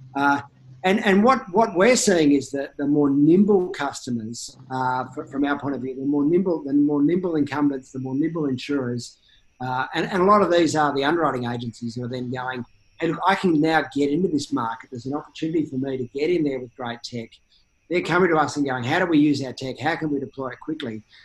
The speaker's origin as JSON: {"language": "English", "country": "Australia", "said": "as an Australian"}